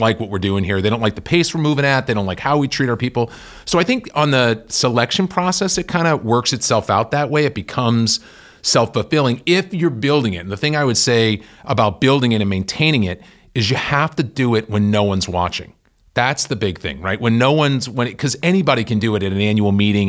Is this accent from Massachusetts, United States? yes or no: yes; Worcester, Massachusetts, United States; I grew up in Worcester, Mass